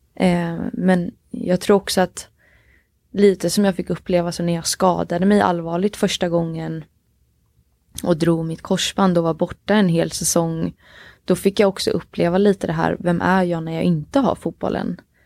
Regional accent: Oskarshamn, Kalmar County, Sweden; jag är uppväxt i Oskarshamn i Småland

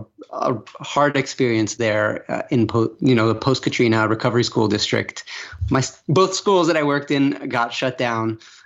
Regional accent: Venezuela; I grew up abroad. I grew up in Venezuela. I had a very privileged upbringing, went to international schools

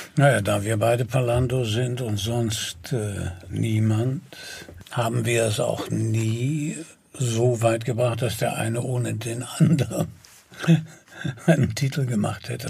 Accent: Germany; als Europäer und als Deutsche

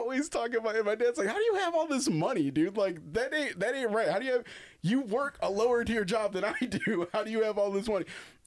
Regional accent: Holland, Michigan, United States; I was born in Holland, Michigan

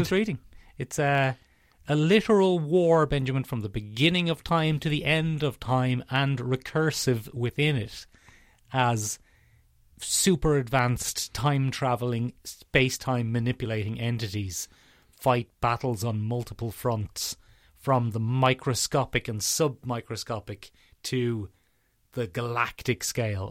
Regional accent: Ireland; we're in a weird position being Irish pop cultural commentators

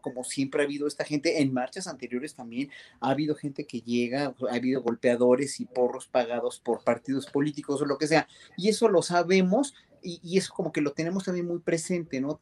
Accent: Mexico; como mexicanos

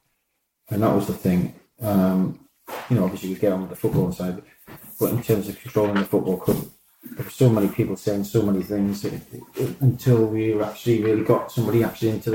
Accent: Newcastle upon Tyne, North East England, United Kingdom; I'm a Geordie

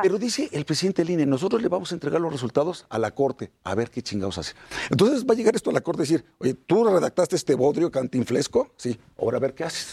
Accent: Puebla, Mexico; Soy poblano.

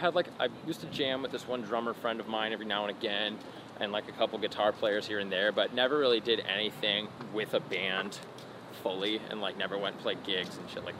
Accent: Glendale, California, United States; also born or lived in La Cañada, California / La Crescenta, California; I was born in Glendale, California. At Glendale Adventist Hospital, and I grew up in the hills, the foothills by La Cañada, La Crescenta.

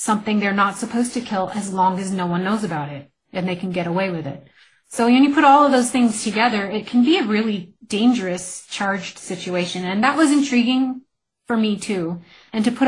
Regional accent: New Mexico, United States; my home state

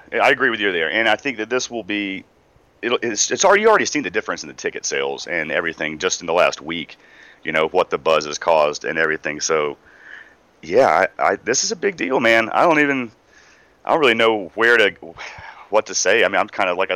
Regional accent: Asheville, North Carolina, United States; We're both from Asheville

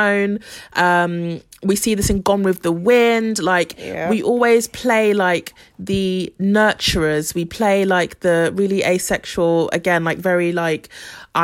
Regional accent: Ghana; I'm from Ghana

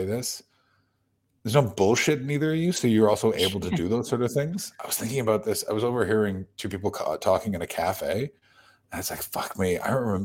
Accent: Canada; as a Canadian

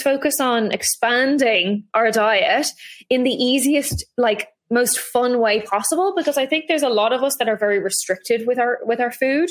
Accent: Ireland; I grew up in Ireland

